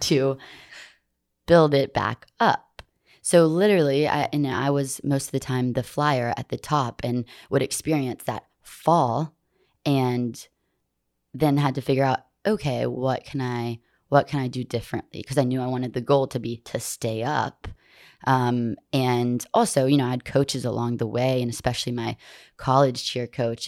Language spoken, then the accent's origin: English; Montgomery, Alabama, United States; I was born and raised in Montgomery